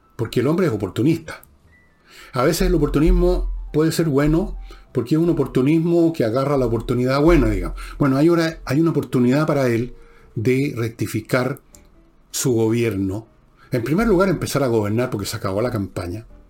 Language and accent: Spanish; Chile; todos somos chilenos por igual